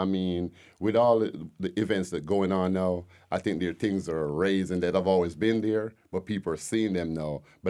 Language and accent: English; Jamaica; moved away as an adult; now in Decatur, United States; You could tell originally I'm not from here. I'm from Jamaica.